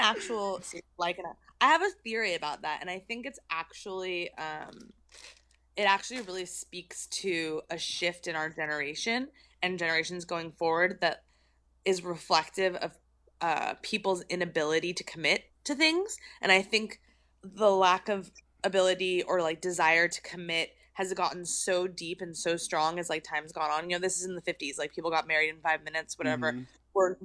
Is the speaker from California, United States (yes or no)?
yes; Torrance, California, United States; accent: Valley girl; also born or lived in San Fernando Valley; I'm from Torrance technically, but like I'm basically a Valley girl, you know, that's how I learned how to speak.